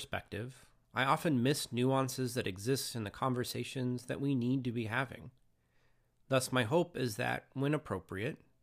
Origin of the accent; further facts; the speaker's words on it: Moses Lake, Washington, United States; also born or lived in Spokane, Washington; now in Longview, United States; I was born and raised in Moses Lake, Washington